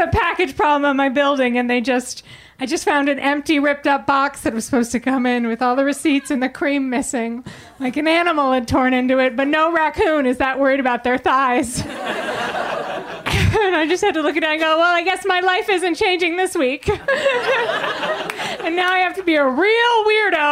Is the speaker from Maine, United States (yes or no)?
yes; Biddeford, Maine, United States; born or raised there